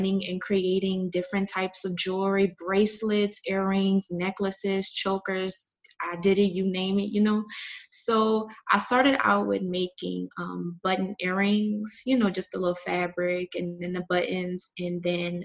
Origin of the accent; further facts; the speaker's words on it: New Orleans, Louisiana, United States; moved away as an adult; now in Los Angeles, United States; I'm from New Orleans